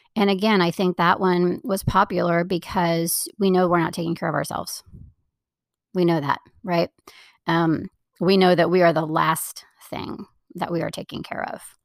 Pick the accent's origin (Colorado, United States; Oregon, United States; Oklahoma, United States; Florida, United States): Florida, United States; moved away; I grew up in Florida